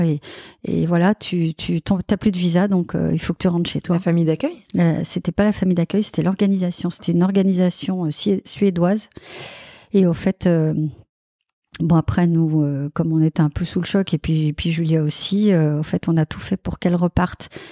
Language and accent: French; Belgium; now in Sucy-en-Brie, France; je suis belge